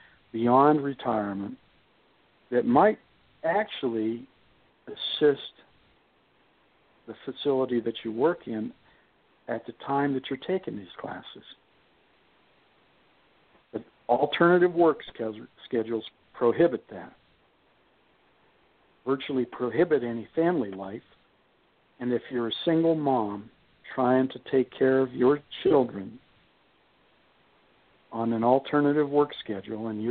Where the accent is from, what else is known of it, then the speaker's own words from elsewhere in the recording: Youngstown, Ohio, United States; I'm from Youngstown